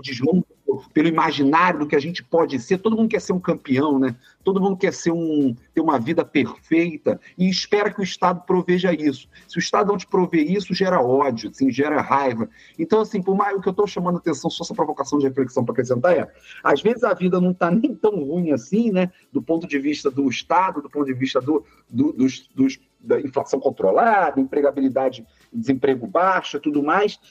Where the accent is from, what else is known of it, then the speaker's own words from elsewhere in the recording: Rio de Janeiro, Brazil; Um prazer também falar da minha terra natal